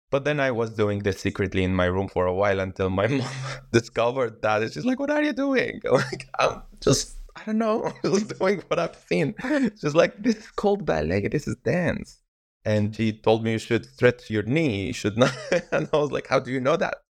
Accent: Yarmouk, Damascus Governorate, Syria; I had a beautiful childhood in this little refugee camp, and most of the people there were from Palestinian background, but officially they are stateless

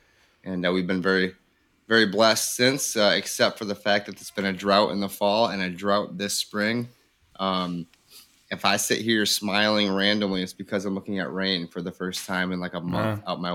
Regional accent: Grand Haven, Michigan, United States; now in Livingston County, United States; I'm from Grand Haven, Michigan, live over in Livingston County now.

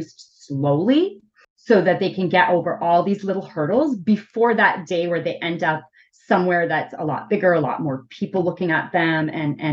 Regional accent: Ottawa, Ontario, Canada; I grew up in Ottawa, so I was really, really like in the city.

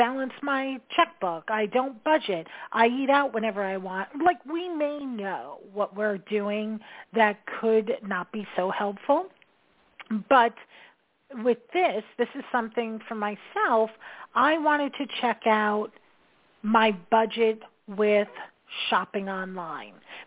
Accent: New York, United States; I'm a New Yorker.

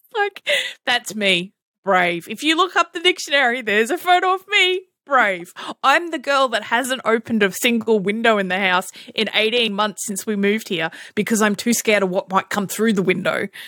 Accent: Australia; we're Australian

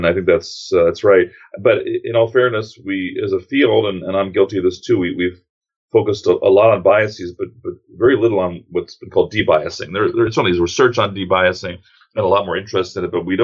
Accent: New York City, New York, United States; now in Atlanta, United States; from New York City originally. Grew up a couple of blocks away from a man who's been on the news occasionally

